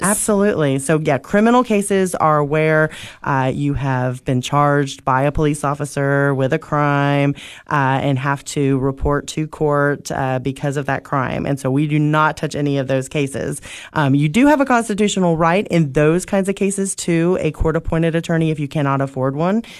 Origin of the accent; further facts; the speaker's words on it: Oak Ridge, Tennessee, United States; moved away as an adult; now in Cookeville, United States; I grew up in Oak Ridge